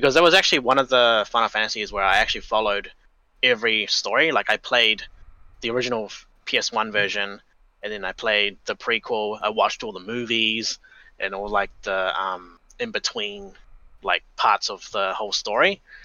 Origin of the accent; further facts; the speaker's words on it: Auckland, New Zealand; also born or lived in Hong Kong; I came here in 1994, like around mid-year, I think. So I've pretty much been here almost my whole life